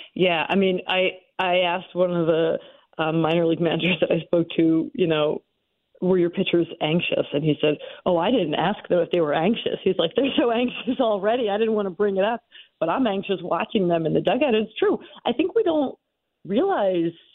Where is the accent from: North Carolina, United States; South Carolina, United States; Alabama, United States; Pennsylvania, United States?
Pennsylvania, United States; Philadelphia; as someone who was uh, born and raised in the Philadelphia area